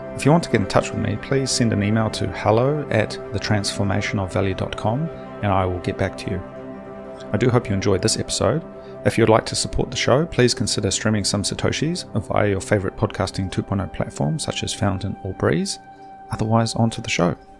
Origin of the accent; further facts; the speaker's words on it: Hastings, Hawke's Bay, New Zealand; moved away; I'm from Hastings originally